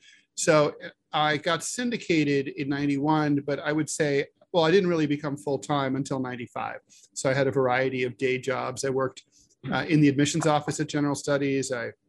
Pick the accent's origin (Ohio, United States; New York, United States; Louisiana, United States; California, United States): Ohio, United States; Dayton; My background is I grew up in Dayton, Ohio, south of Dayton, Ohio. And I lived there. I had a single mom.